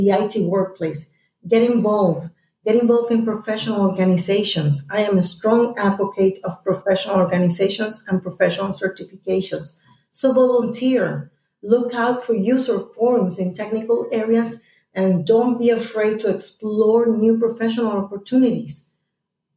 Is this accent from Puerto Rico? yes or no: yes; Puerto Rico; back in Puerto Rico, my hometown